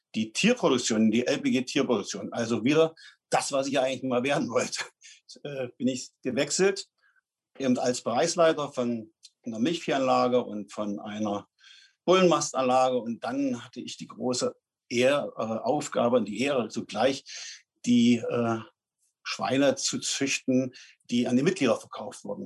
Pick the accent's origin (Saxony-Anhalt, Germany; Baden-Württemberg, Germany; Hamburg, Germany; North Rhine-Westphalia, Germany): Saxony-Anhalt, Germany; Dessau; now in Raben, Germany; ich bin nicht in Fleming geboren, sondern in Dessau in Sachsen-Anhalt. Und das war im Jahre 1961, im schönen Monat Mai. Ja, dort bin ich dann auch zur Schule gegangen, zehn Jahre lang